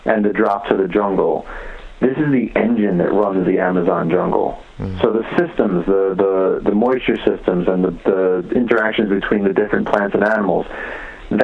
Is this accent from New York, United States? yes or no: yes; New York, United States; I grew up in New York, and my parents would always bring me to the Bronx Zoo